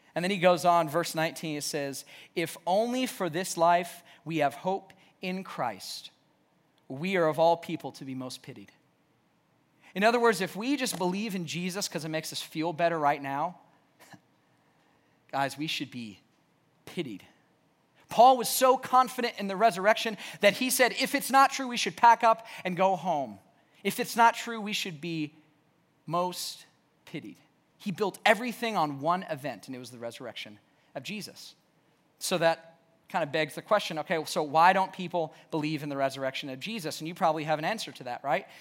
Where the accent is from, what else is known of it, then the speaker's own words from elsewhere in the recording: the South, United States; growing up in the South, we went to church.